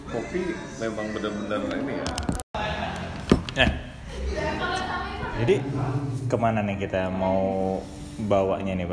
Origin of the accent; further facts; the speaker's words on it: North Sumatra, Indonesia; kopi bahkan daerah gua dulu pak yang di Sumatera Utara itu juga lagi tren pak zaman dulu ya kan?